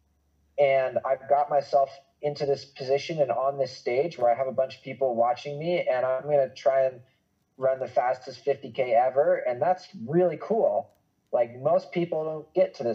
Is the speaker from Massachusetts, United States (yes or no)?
yes; Boston, Massachusetts, United States; I grew up in Greater Boston, like my family is from there. I went to school there